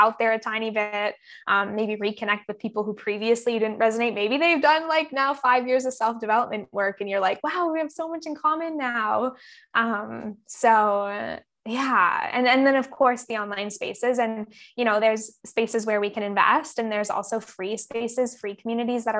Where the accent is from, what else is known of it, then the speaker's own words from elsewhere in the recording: Campbell River, British Columbia, Canada; now in Bali, Indonesia; I was back in Camp River, my hometown, for maybe 4 months during COVID.